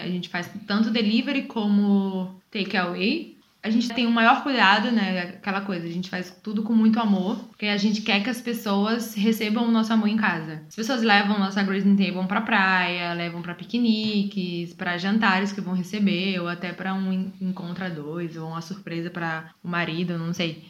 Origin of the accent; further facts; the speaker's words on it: Aracaju, Sergipe, Brazil; moved away as an adult; now in Portugal; sou brasileira, sou de Aracaju, Sergipe e moro aqui em Portugal basicamente mais dois anos